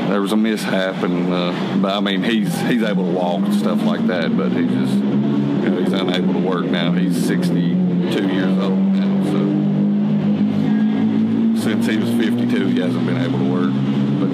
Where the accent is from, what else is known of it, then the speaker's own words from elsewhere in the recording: Gary, West Virginia, United States; also born or lived in Bluefield / Welch; I was born in Bluefield Hospital, but I was raised in Gary, just a few miles up the road, and got married and moved here to Welch.